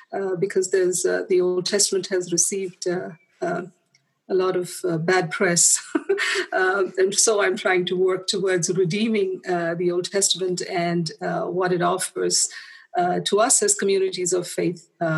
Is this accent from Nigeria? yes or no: no; India; moved away as an adult; now in Parkville, Australia; I come from India, but I have been living in Australia now for about 9 years.